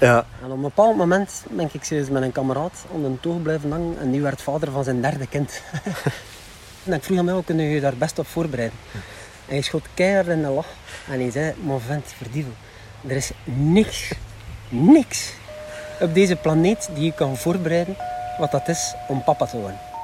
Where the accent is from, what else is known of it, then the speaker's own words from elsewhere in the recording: Flanders, Belgium; We zijn Vlamingen. Ja. Vlamingen zijn moeilijke babbelers